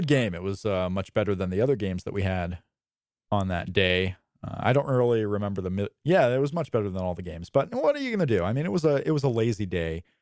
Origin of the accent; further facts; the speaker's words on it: Indiana, United States; also born or lived in Florida; I was born in Florida, and I've grown up in Indiana